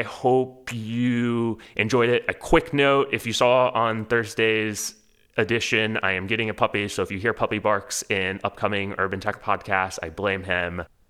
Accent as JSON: {"language": "English", "town": "Houston", "region": "Texas", "country": "United States", "tie": "born or raised there", "moved": "yes", "said": "I grew up in Houston"}